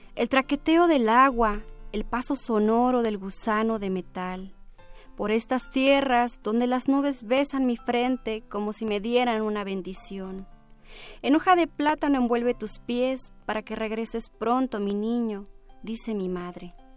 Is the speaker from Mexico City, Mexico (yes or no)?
no; Caballo Rucio, Oaxaca, Mexico; also born or lived in Baja California; yo nací en, la comunidad mixteca, porque mis padres emigraban